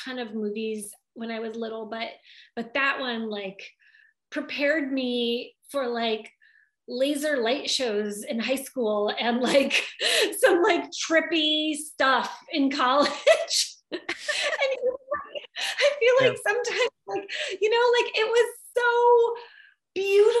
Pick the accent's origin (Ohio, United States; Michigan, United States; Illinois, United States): Michigan, United States; now in Southern California, United States; I'm from Michigan